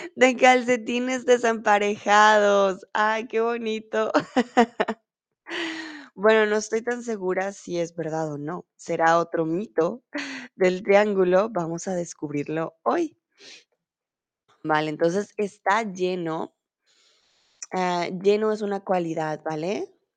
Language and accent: Spanish; Colombia; now in Germany; soy de Colombia, vivo en Alemania